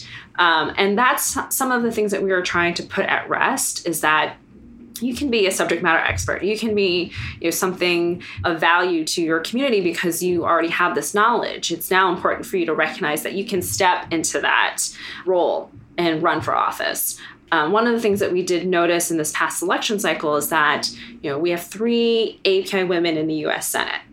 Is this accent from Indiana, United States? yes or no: no; Prince George's County, Maryland, United States; also born or lived in Vietnam; I grew up in Prince George's County, which is one of the most affluent African-American counties in the United States